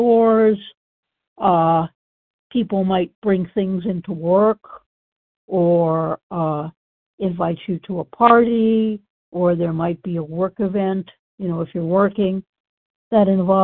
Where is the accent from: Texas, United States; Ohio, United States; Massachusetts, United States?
Massachusetts, United States; I grew up in Massachusetts, which is, of course, in the Northeast